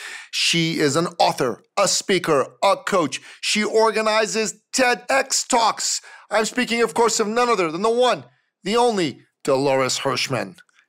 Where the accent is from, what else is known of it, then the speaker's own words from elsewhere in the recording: Iran; now in United States; So like me, you're an immigrant. I come from Iran.